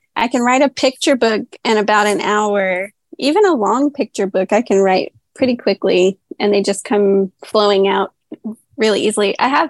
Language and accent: English; Texas, United States; Yes, actually, in Northwest Texas.